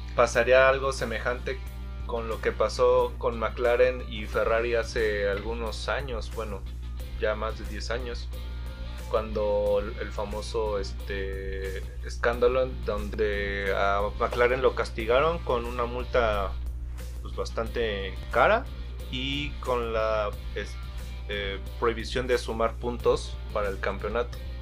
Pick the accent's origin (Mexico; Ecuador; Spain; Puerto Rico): Mexico; nosotros como mexicanos